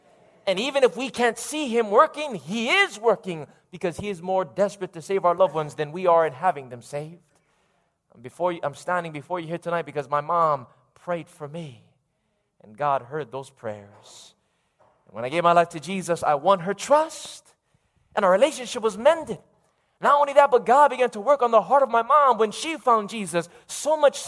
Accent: Lahaina, Hawaii, United States; also born or lived in Fiji; born in Fiji, raised here in Maui, growing up in Lahaina

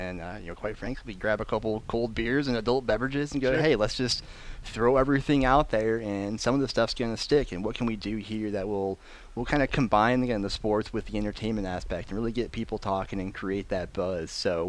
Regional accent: Lansing, Michigan, United States; my hometown team here in Lansing, Michigan.

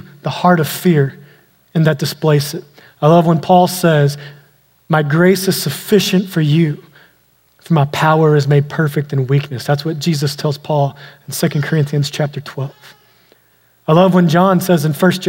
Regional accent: East Texas, United States; I grew up out in East Texas where we had a lot of snakes

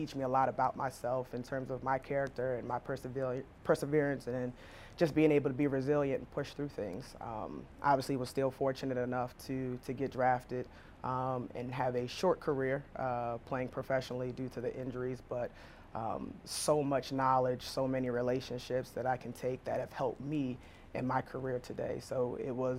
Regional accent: Wilmington, Delaware, United States; moved away as an adult; also born or lived in New Jersey; now in Jacksonville, United States; I'm originally from Wilmington, Delaware

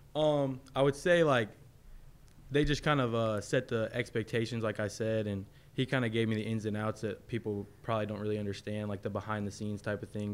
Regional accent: Florida, United States; I'm from Florida

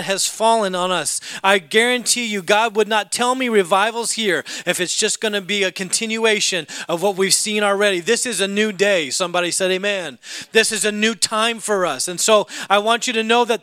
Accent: Alaska, United States; I grew up in Alaska.

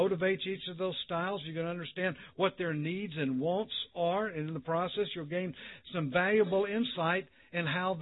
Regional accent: Mississippi, United States; moved away; I'm from Mississippi

